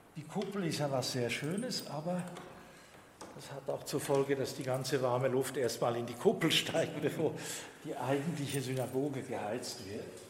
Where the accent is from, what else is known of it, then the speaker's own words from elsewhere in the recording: La Chaux-de-Fonds, Neuchâtel, Switzerland; wenn ich in anderen jüdischen Gemeinden in der Schweiz bin und ich sage, ich bin aus Schottfonds